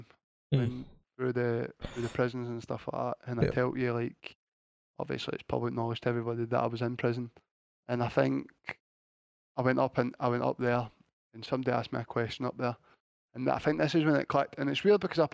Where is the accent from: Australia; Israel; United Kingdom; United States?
United Kingdom; Blantyre, Scotland; I'm a guy that's comes from Blantyre, a nowhere place in Scotland